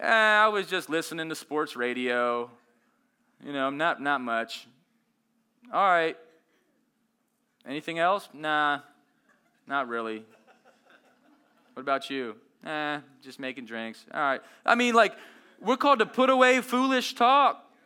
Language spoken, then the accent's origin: English; Las Vegas, Nevada, United States; I grew up in Las Vegas